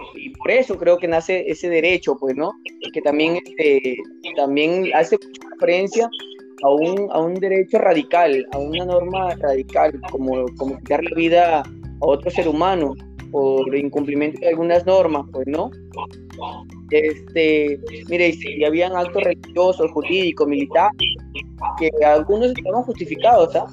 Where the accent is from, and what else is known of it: Peru